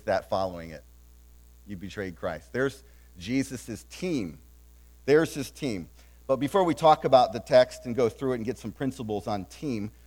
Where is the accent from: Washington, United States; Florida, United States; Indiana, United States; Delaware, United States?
Delaware, United States; moved away; also born or lived in New England; I grew up in Delaware